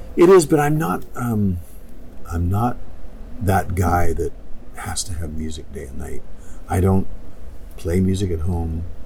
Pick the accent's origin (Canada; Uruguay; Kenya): Canada; moved away; I'm a proud Canadian